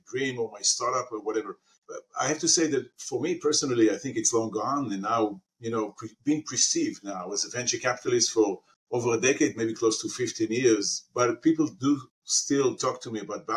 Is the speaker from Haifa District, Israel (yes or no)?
yes; Haifa, Haifa District, Israel; I grew up in Israel, in Haifa, in a city called Haifa